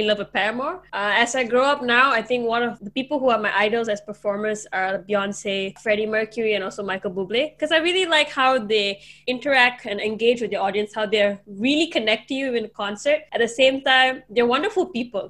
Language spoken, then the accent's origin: English; Malaysia; I'm actually from Malaysia